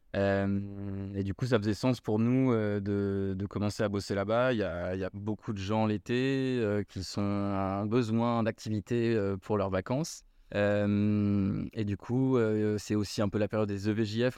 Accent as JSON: {"language": "French", "town": "Paris", "region": "Île-de-France", "country": "France", "tie": "born or raised there", "also_born_or_lived": "Australia", "moved": "as an adult", "lives_now": "Bordeaux, France", "said": "Je suis parisien de souche."}